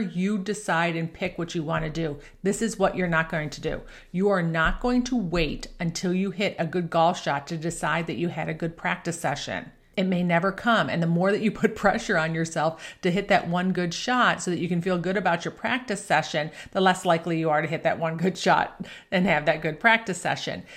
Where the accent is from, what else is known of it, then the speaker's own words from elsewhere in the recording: Buffalo, New York, United States; I grew up playing golf in Buffalo, New York